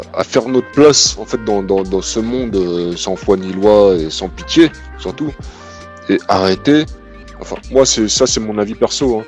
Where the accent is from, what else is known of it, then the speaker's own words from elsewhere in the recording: Cameroon; je suis pas algérien, moi, je suis camerounais